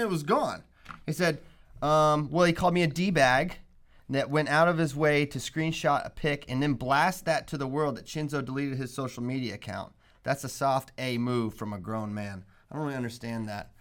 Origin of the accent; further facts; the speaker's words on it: Shenandoah Valley, Virginia, United States; I'm from the Shenandoah Valley, baby, and I'm proud.